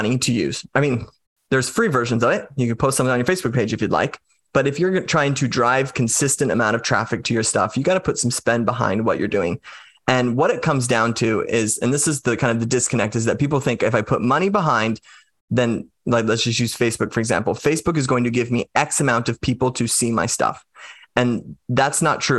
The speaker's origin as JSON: {"language": "English", "country": "United States", "said": "I'm just an American"}